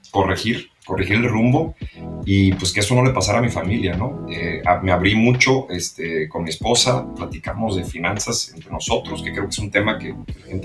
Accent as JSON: {"language": "Spanish", "country": "Mexico", "tie": "born or raised there", "also_born_or_lived": "New York, United States", "moved": "as an adult", "lives_now": "United States", "said": "aquí en Estados Unidos, yo también crecí en México, vine a la Universidad de Estados Unidos"}